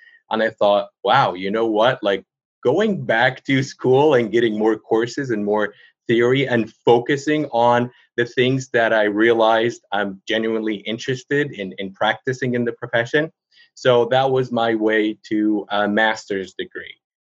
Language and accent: English; Cairo, Cairo Governorate, Egypt; moved away as an adult; also born or lived in Dubai; I'm originally from Egypt. I grew up in Cairo, and this is where I did my undergrad.